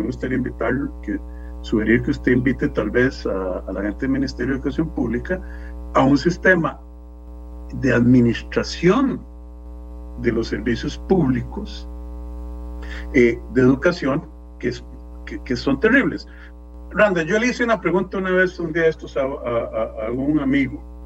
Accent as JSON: {"language": "Spanish", "country": "Costa Rica", "said": "como costarricense"}